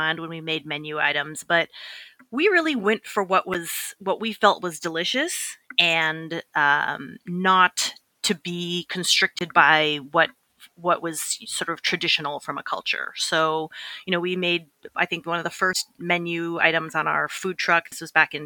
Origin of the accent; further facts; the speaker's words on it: Boston, Massachusetts, United States; I grew up in Boston